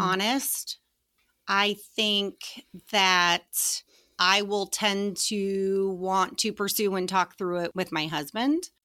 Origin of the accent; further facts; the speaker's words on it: Colorado, United States; I grew up in Colorado.